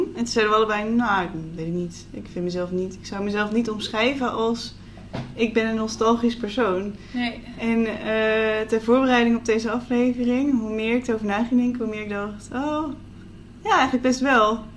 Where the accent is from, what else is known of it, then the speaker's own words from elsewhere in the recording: Netherlands; Zeker als Nederlandse eh, millennials.